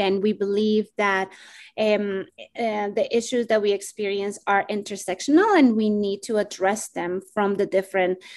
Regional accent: Bogotá, Colombia; now in United States; I am originally from Bogota, Colombia. And uh, I migrated to the US in 2001

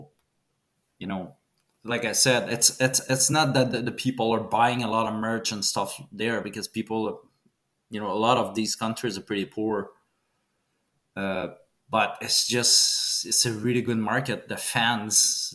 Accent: Canada; As a Canadian

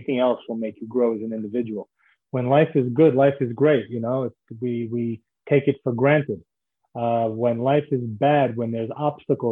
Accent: New York City, New York, United States; moved away as an adult; also born or lived in New Jersey / Israel; now in Florida, United States; I was born in Brooklyn, New York, and grew up in Brooklyn and then in Manhattan as well

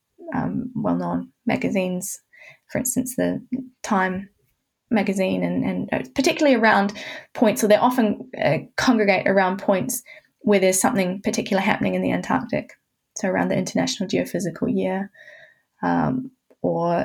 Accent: New Zealand; moved away as an adult; also born or lived in Canterbury, New Zealand; now in Hobart, Australia; I'm from New Zealand. I was in Canterbury before coming to Tasmania.

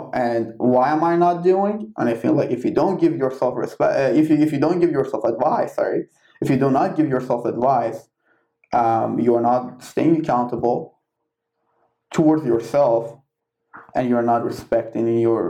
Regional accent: Iran

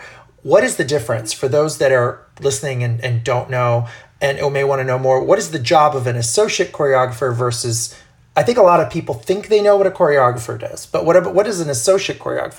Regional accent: Brazil; I grew up in Brazil, so for me, a lot of Brazilian rhythms are really easy.

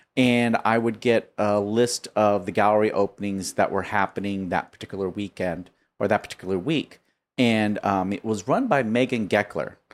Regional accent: Chino, California, United States; I grew up in Chino

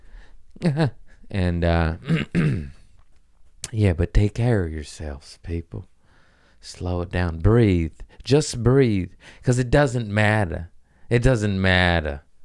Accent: United States; I'm American

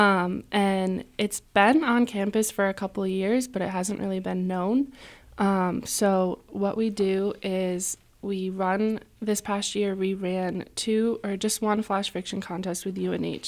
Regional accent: Colchester, Connecticut, United States; moved away as an adult; now in Keene, United States; I am from a small town called Colchester in Connecticut

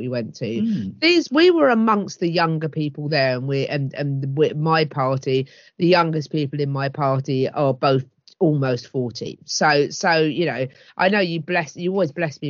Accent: Hastings, South East England, United Kingdom; my hometown of Hastings

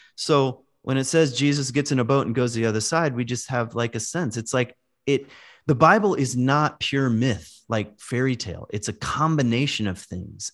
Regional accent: Virginia, United States; moved away; also born or lived in Michigan; I grew up in Virginia in the woods. I lived, when we moved to Michigan, I lived far out

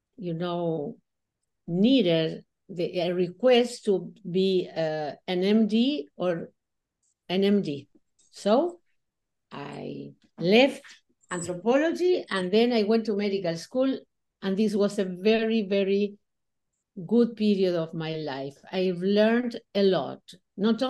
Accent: Buenos Aires, Argentina; I was born in Buenos Aires, Argentina. I lived all my life here.

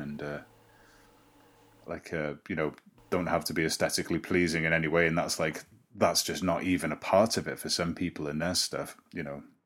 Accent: Llandudno, Wales, United Kingdom; I live in Llandudno, my hometown

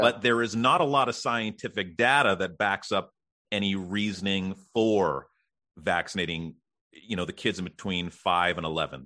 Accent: Canada; I'm Canadian

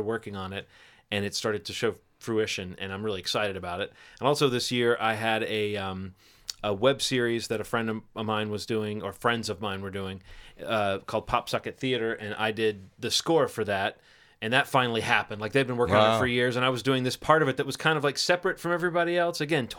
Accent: Alabama, United States; moved away; I grew up in Alabama

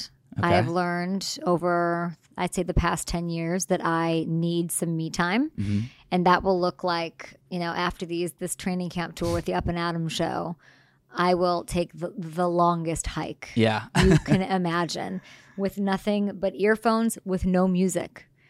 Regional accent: Chicago, Illinois, United States; born there; Well, I was born in Chicago, so...

